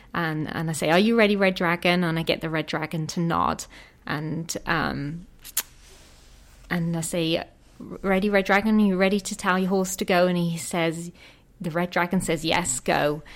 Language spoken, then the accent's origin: English; England, United Kingdom; moved away as an adult; I'm from England